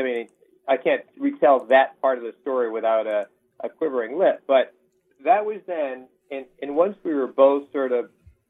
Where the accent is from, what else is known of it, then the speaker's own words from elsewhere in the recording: New England, United States; now in New Bern, United States; I grew up in New England